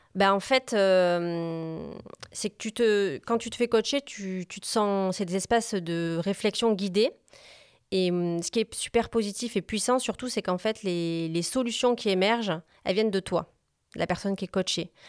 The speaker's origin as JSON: {"language": "French", "town": "Montpellier", "region": "Occitania", "country": "France", "tie": "born or raised there", "also_born_or_lived": "Corsica", "said": "je suis née à Montpellier. Je suis une vraie"}